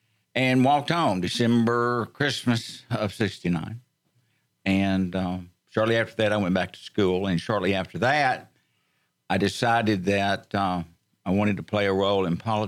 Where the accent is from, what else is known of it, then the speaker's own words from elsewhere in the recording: Montgomery County, Texas, United States; Lifetime resident of Montgomery County. I guess I'm a member also. And been here all of my life.